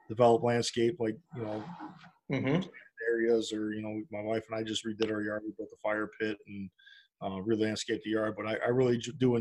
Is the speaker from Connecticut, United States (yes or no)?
no; Hobart, Indiana, United States; I live here, and this is my hometown, and this is my school, and this is where my family is